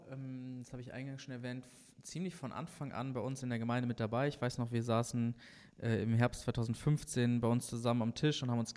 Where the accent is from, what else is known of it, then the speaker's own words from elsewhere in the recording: Bad Salzuflen, North Rhine-Westphalia, Germany; In und, ähm, Schöttmar, Bad